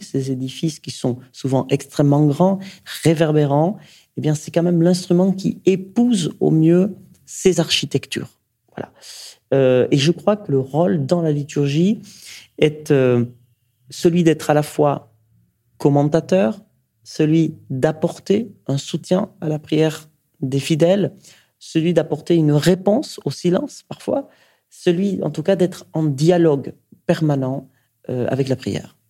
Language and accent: French; Basque Country, Nouvelle-Aquitaine, France; now in Paris, France; Je viens du Pays Basque